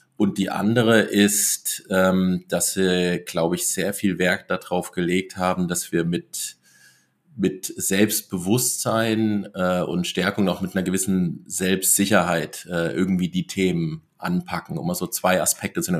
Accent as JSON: {"language": "German", "area": "between Giessen and Marburg", "region": "Hesse", "country": "Germany", "tie": "born or raised there", "also_born_or_lived": "Black Forest", "moved": "as an adult", "said": "in Hessen, äh, ein bisschen nördlich ähm, von, von Frankfurt, also so der zwischen Gießen und Marburg, äh, der Raum größtenteils"}